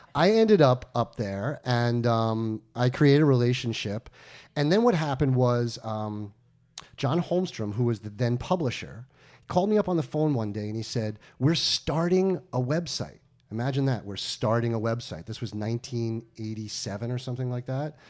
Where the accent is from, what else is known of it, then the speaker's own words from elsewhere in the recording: Westchester, New York, United States; also born or lived in Long Island; I'm from New York. I was born on Long Island, raised in upstate Westchester